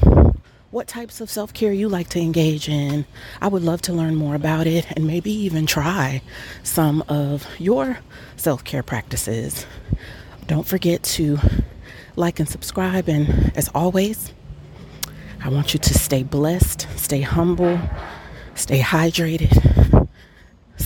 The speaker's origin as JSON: {"language": "English", "town": "Atlanta", "region": "Georgia", "country": "United States", "said": "I'm from Atlanta"}